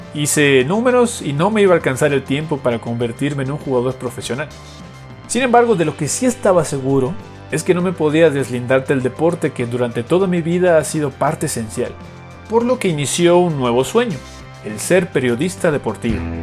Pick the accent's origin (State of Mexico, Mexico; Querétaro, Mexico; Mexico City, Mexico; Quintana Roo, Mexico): Quintana Roo, Mexico; Cancún; desde muy pequeño mi familia se mudó a esta ciudad del Caribe mexicano